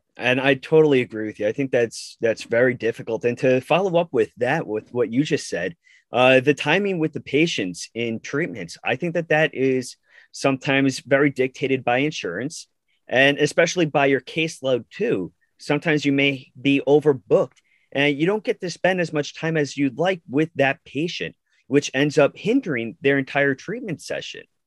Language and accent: English; Long Island, New York, United States; I am from Long Island, New York